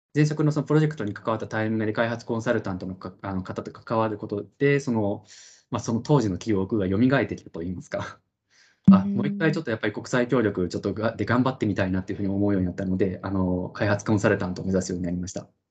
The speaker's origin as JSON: {"language": "Japanese", "country": "Japan", "tie": "born or raised there", "said": "私はその帰国子女とかでは全然なくってもう日本で生まれ育った純ジャパニーズなんですけれども"}